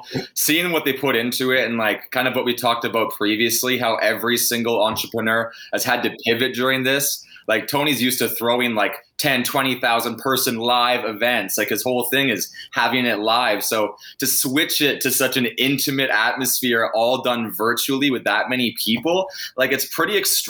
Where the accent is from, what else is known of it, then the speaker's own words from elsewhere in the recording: Vancouver, British Columbia, Canada; moved away as an adult; now in Toronto, Canada; Well, I moved from Vancouver to Toronto about 2.5 years ago, born and bred BC boy